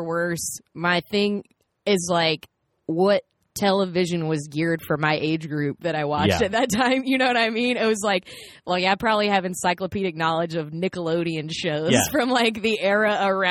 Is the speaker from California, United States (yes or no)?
no; South Carolina, United States; I'm also from South Carolina